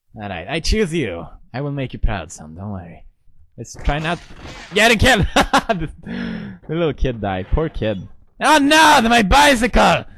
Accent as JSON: {"language": "English", "town": "Gothenburg", "region": "Västra Götaland", "country": "Sweden", "tie": "born or raised there", "also_born_or_lived": "Italy", "second_language": "English", "moved": "as an adult", "lives_now": "United Kingdom", "said": "I grew up in Gothenburg"}